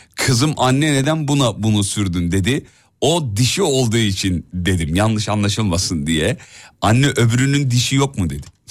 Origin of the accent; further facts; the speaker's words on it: Erzurum, Turkey; accent: eastern (doğu ağzı); Şimdi biz de Erzurumluyuz. Biz de bazı kelimeler böyle kısaltılır, evrilir, çevrilir. Bir doğu ağzı şivesi çok konuşulmaz ama arada böyle kaçar filan.